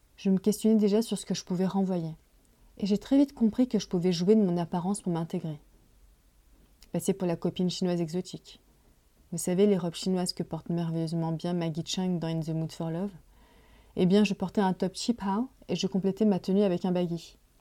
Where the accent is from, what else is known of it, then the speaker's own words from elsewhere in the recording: Paris, Île-de-France, France; Je suis née en France de parents immigrés chinois dans la fin des années 70. J'ai grandi dans le quartier chinois de Paris.